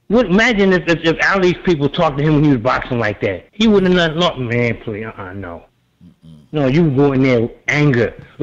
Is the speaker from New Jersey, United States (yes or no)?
yes; Newark, New Jersey, United States; moved away as an adult; I was born and raised in Newark. I used to work in Maryland before I joined the Navy.